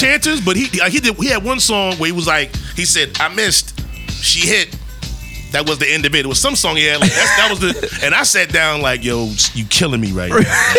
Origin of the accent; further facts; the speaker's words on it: New York City, New York, United States; From Harlem